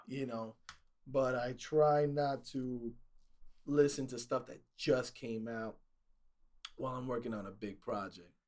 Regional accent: New York City, New York, United States; growing up in New York City

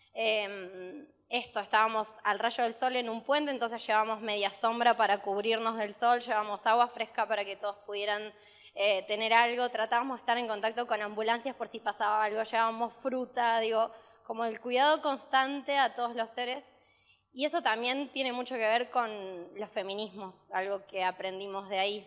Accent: Rosario, Santa Fe, Argentina; éramos de Rosario

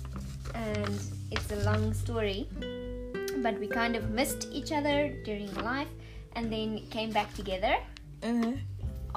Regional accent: South Africa; moved away as an adult; now in New Jersey, United States; I'm from South Africa, and I am currently an au pair in New Jersey, America.

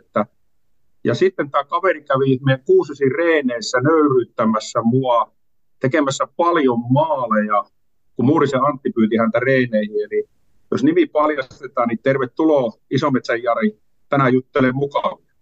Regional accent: Kuopio, North Savo, Finland; mä Kuopiosta kotoisin

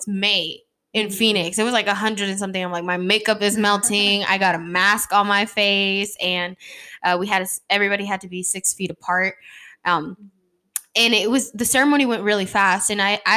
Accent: Nogales, Sonora, Mexico; I'm from Nogales, Sonora.

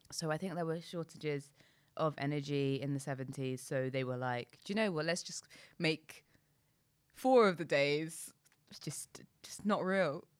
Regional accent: London, United Kingdom; I'm proud to be from London

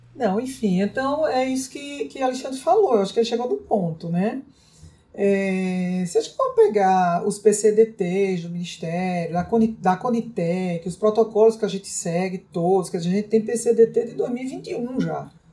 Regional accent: Santa Luzia, Brazil; lá na minha terra, lá em Santa Luzia

